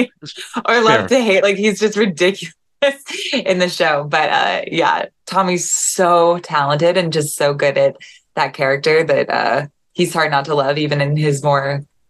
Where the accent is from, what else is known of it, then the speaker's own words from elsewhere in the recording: Virginia, United States; also born or lived in Atlanta, Georgia; So I was born in Georgia, Atlanta, Georgia, and raised mostly in the Virginia, DC area.